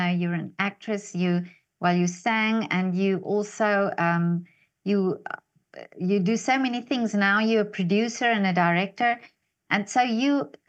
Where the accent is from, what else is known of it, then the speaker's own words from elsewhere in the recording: South Africa; moved away; I'm originally from South Africa and I came to Europe